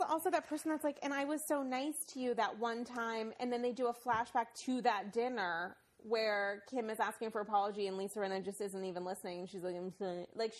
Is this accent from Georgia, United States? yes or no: yes; Georgia, United States; It's okay. I'm from Georgia.